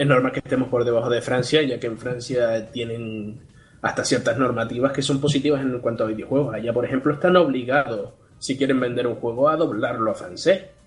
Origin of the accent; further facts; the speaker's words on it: Spain; somos el país de Europa con mayor cantidad de smartphones por persona